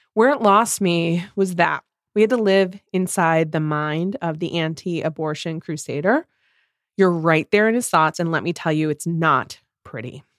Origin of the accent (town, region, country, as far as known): Midwest, United States